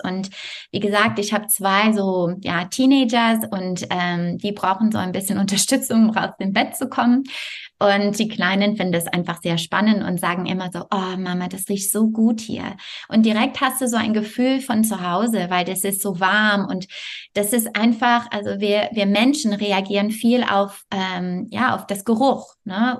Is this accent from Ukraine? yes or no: no; Montreal, Quebec, Canada; German is a second language; moved away as an adult; also born or lived in France; now in Bonn area, Germany; also ich komme aus Montreal